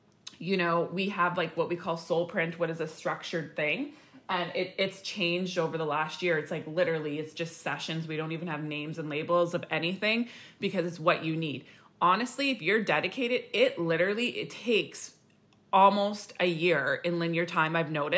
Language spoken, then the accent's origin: English; Saskatchewan, Canada; now in British Columbia, Canada; And I remember when we came from Saskatchewan to BC and I was like RIP wiped, like sleeping 24/7